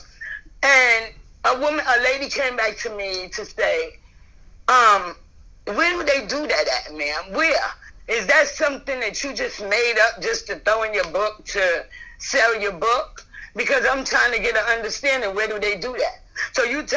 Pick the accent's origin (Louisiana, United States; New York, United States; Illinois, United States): New York, United States; now in Atlanta, United States; I'm really from New York